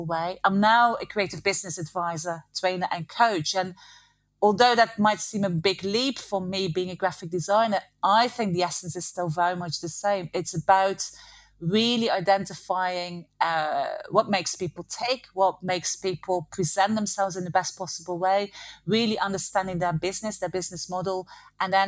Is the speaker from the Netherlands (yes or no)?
yes; the south of Holland, southern Netherlands, Netherlands; moved away; also born or lived in Belgium; I grew up in Holland, in the south of Holland